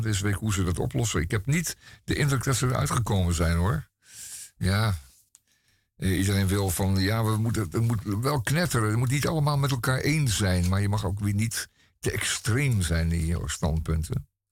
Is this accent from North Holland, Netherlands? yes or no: yes; Amsterdam, North Holland, Netherlands; Ik ben geboren en getogen Amsterdammer